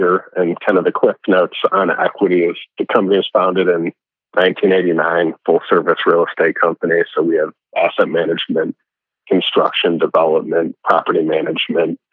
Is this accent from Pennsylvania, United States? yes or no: no; Chicago, Illinois, United States; I grew up in Chicago